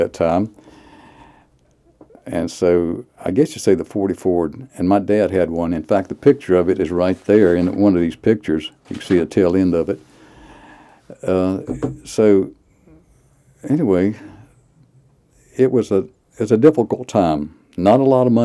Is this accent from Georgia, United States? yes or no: no; Cabarrus County, North Carolina, United States; I was born in Cabarrus County, Cabarrus Hospital